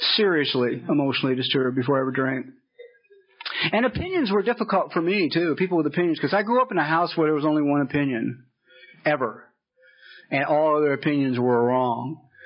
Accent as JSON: {"language": "English", "town": "Los Angeles", "region": "California", "country": "United States", "tie": "born or raised there", "said": "I grew up in Los Angeles"}